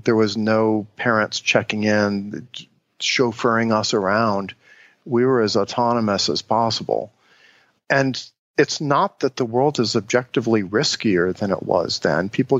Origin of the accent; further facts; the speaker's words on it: Cincinnati, Ohio, United States; the way I grew up in Cincinnati, Ohio was we would go out on a Saturday morning and play in the neighborhood